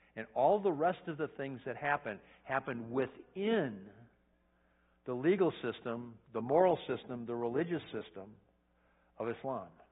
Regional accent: United States; I'm an American

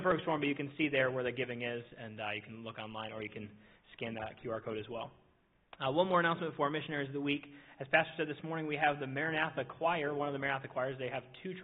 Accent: Minnesota, United States; now in Indiana, United States; I'm from Minnesota

